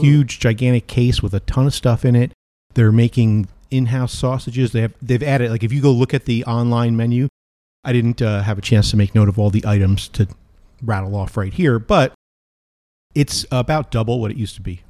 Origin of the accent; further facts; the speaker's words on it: New Jersey, United States; I grew up in New Jersey and Sicilian stuff, but also my father was a Georgia boy